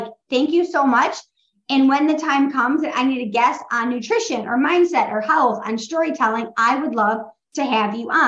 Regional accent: Midwest, United States; I'm from the Midwest

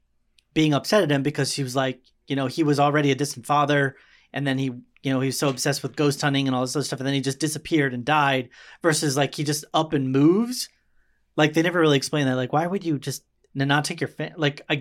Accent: Baltimore, Maryland, United States; born there; also born or lived in Nebraska; I lived in Nebraska, dude. And I mean, it's a very different world. Like when we moved from, I was born in Baltimore.

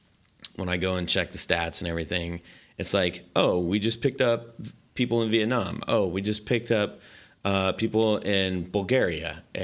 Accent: Long Beach, California, United States; And so I grew up in Orange County. Long Beach and Huntington Beach.

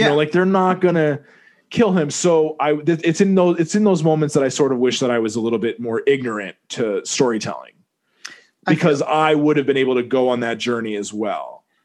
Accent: Vermont, United States; moved away; also born or lived in New York City; I didn't grow up in New York City, but you know I was raised in Vermont, but I grew up in New York City, right?

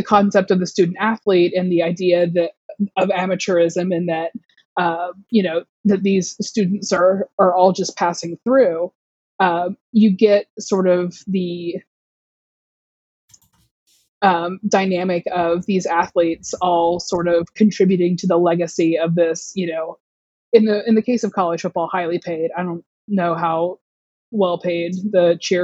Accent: Southeast, United States; I am from the Southeast. I went to University of Georgia. My dad went to University of Georgia. I was raised a college football fan

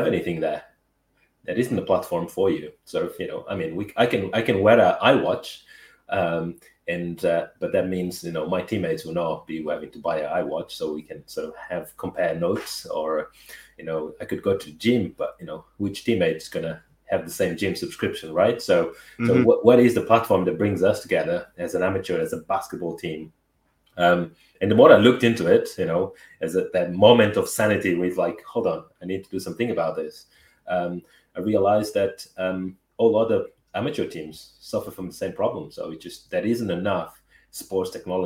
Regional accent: Angola; English is a second language; also born or lived in Brazil / Portugal; now in United Kingdom; I was born in Angola.

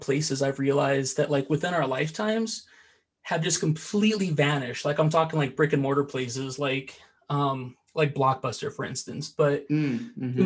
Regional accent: Iowa, United States; I'm from Iowa

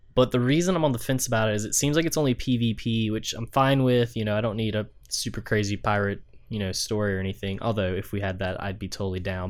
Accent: the South, United States; Drew and I grew up in the South.

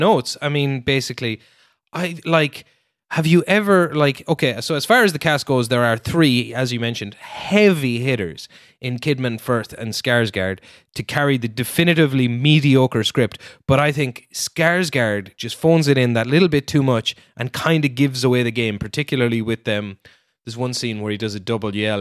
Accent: Ireland; you're assigned as an Irish person

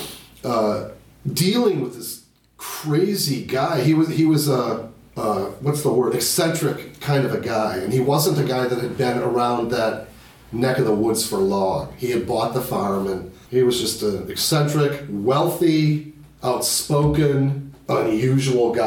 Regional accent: Libertyville, Illinois, United States; I am originally from Libertyville, Illinois, which is 40 miles northwest of Chicago

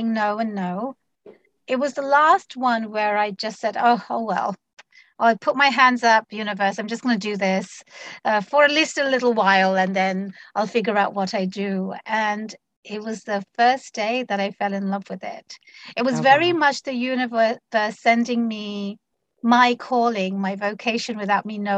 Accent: London, United Kingdom; moved away as an adult; also born or lived in Bangladesh; now in Washington, United States; I was born and raised in London, the United Kingdom.

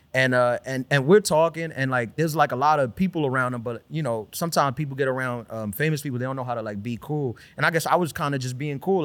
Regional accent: New York City, New York, United States; also born or lived in Brooklyn / Dominican Republic (family origin); grew up in Queens

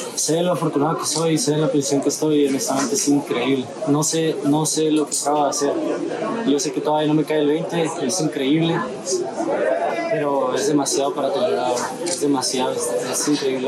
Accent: Mexico; soy mexicano

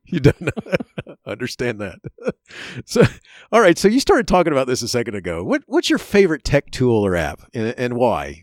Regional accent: Florida, United States; also born or lived in Chicago; I grew up in Florida

